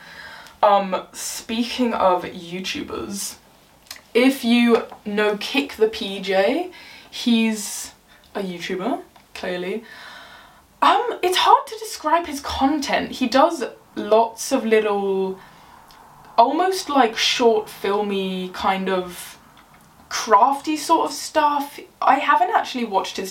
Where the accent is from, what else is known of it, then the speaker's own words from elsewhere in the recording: England, United Kingdom; I'm English